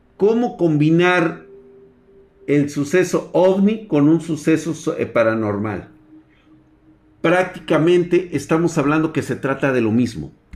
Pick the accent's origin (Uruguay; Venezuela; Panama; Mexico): Mexico; el México primitivo en el cual vivimos